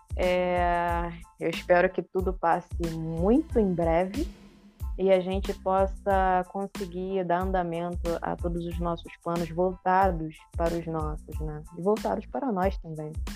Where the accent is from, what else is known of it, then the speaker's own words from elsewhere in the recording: interior of Minas Gerais, Brazil; moved away; eu vim lá do interior de Minas Gerais, da roça